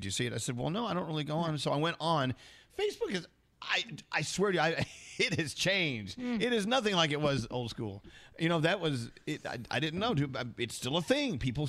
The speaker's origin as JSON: {"language": "English", "region": "Texas", "country": "United States", "said": "I'm from Texas"}